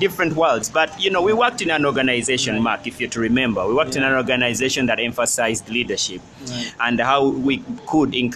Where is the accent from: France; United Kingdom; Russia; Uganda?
Uganda; our country, Uganda.